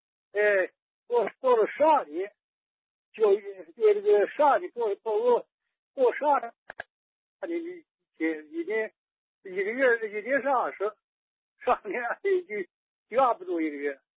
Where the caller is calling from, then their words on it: Anhui, China; 我在安徽。